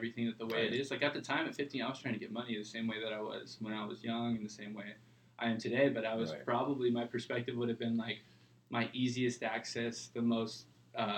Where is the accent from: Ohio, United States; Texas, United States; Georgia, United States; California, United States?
California, United States; Huntington Beach; also born or lived in Midwest; I moved out here when I was 2 years old. And then moved to Huntington Beach when I was 7